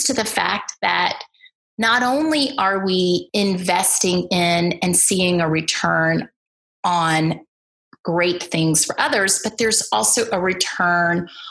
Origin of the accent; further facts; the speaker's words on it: Birmingham, Alabama, United States; I grew up in the Deep South in Birmingham, Alabama